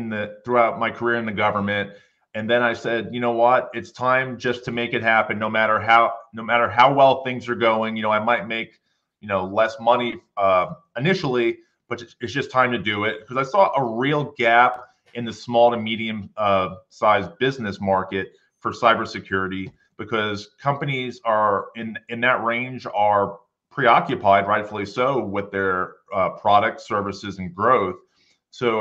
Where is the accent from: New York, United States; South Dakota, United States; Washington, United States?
New York, United States; New York City; moved away as an adult; Growing up in New York City, it was kind of chaotic